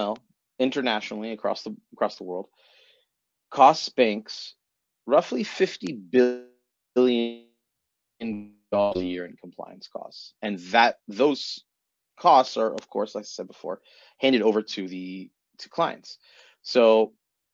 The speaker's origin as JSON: {"language": "English", "country": "United States", "moved": "yes", "lives_now": "Israel", "said": "I'm an American"}